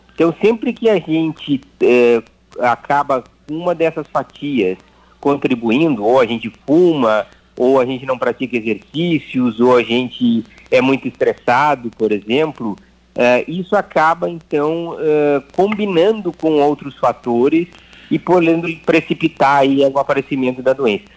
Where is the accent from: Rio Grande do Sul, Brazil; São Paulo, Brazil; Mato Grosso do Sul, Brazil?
Rio Grande do Sul, Brazil; Ijuí; eu nasci em Juí